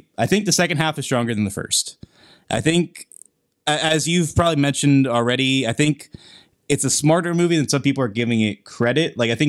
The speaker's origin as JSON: {"language": "English", "region": "Pennsylvania", "country": "United States", "tie": "born or raised there", "said": "It's filmed in Pittsburgh. It's filmed in my hometown for sake."}